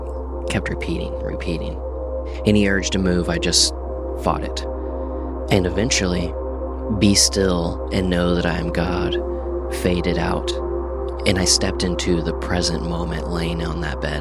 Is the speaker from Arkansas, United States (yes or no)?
no; Enid, Oklahoma, United States; I grew up in Enid, Oklahoma